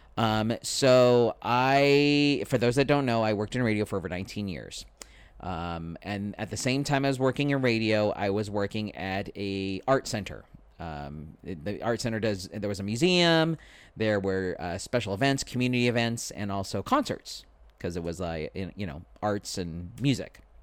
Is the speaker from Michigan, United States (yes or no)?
no; San Diego, California, United States; I am a former radio personality here in San Diego. Born and raised, uh, i, It is my hometown